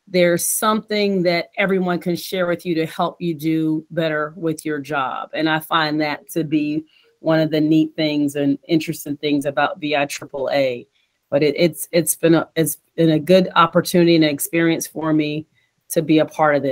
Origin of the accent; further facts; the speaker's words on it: Virginia Beach, Virginia, United States; also born or lived in College Park, Maryland; I'm from Virginia Beach. I went to school, elementary, junior high school.